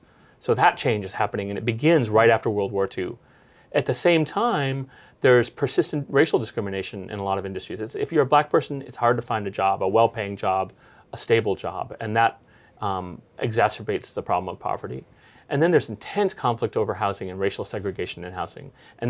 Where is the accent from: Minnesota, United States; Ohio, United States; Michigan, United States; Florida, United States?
Michigan, United States; Detroit; also born or lived in Boston / New York / Washington / England; now in Philadelphia, United States; I'm originally from the Midwest. I grew up in Detroit. And after traveling to other East Coast cities, spending some time in Boston, New York, Washington, and a couple of years in England, I made my way to Philadelphia.